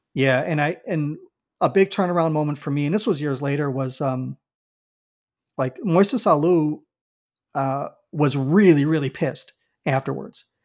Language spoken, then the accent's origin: English; Chicago, Illinois, United States; I'm a born and raised Southsider